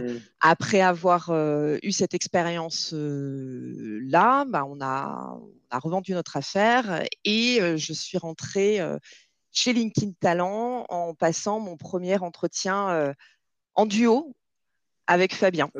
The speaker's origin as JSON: {"language": "French", "town": "Nîmes", "region": "Occitania", "country": "France", "tie": "born or raised there", "also_born_or_lived": "Montpellier", "moved": "yes", "lives_now": "Marseille, France", "said": "je suis là à Marseille, mais j'ai grandi à Nîmes"}